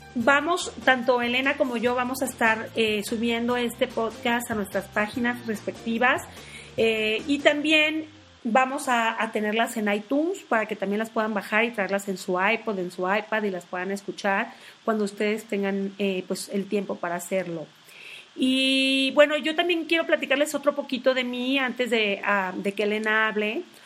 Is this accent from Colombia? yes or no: no; Tabasco, Mexico; now in Mexico City, Mexico; nací en Tabasco, pero tengo 22 años viviendo en la Ciudad de México.